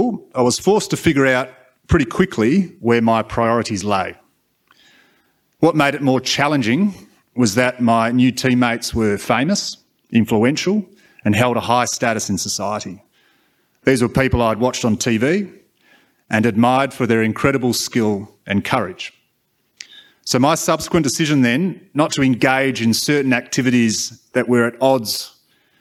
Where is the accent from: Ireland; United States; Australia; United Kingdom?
Australia; as a white male growing up in Australia in the 90s